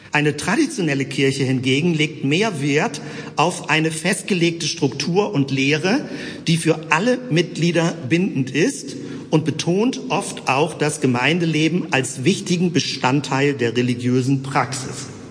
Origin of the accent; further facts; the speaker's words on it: Hamburg, Germany; now in Bremen, Germany; Ich bin eigentlich Hamburger